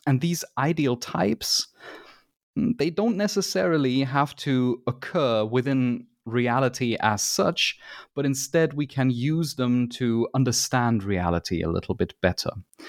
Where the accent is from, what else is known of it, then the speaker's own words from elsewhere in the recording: Germany; it might be that I'm biased because I am from Germany, but it appears to me that there is a lot of games research that comes from Germany.